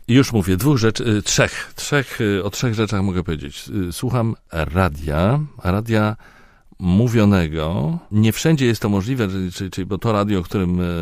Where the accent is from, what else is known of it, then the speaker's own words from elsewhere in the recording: Poland; a z Polski